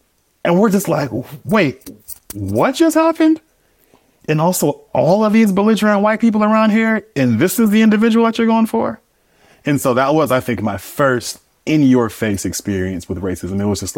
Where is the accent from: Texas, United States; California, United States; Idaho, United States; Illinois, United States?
California, United States; Oakland; So I grew up in Oakland, California, East Oakland in the Bay Area, born and raised.